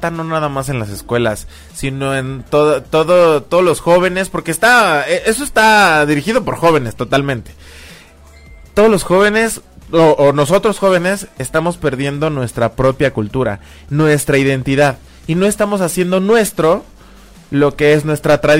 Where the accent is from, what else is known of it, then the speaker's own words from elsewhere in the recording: Mexico; nosotros mismos como mexicanos